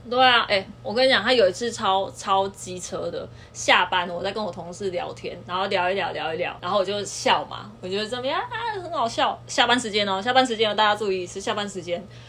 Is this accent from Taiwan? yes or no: yes; southern Taiwan, Taiwan; 我们都是南部的人